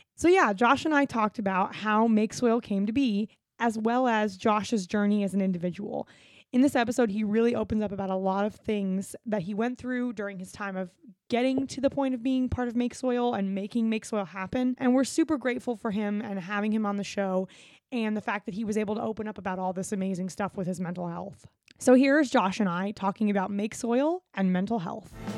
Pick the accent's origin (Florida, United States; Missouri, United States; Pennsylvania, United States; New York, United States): Florida, United States; we grew up going to Disney because I'm from Florida